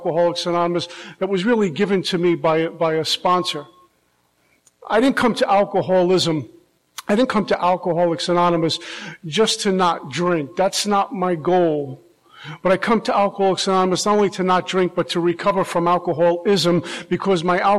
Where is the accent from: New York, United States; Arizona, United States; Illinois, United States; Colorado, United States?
New York, United States; now in Florida, United States; I'm originally from New York